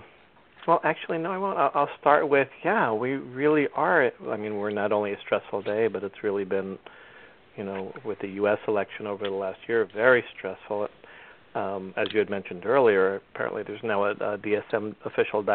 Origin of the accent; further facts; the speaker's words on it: New Jersey, United States; I grew up in New Jersey